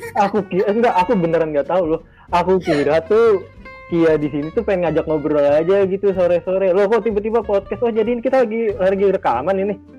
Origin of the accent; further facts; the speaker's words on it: South Tangerang, Banten, Indonesia; aku sendiri dari kota Tangerang Selatan